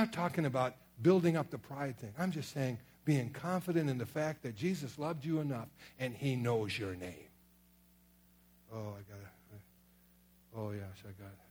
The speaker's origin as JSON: {"language": "English", "town": "Sturgeon Bay", "region": "Wisconsin", "country": "United States", "tie": "born or raised there", "also_born_or_lived": "Kenosha, Wisconsin / Merrill, Wisconsin / Springfield, Missouri", "said": "I was raised up in Sturgeon Bay, Wisconsin, got saved in Kenosha, Wisconsin"}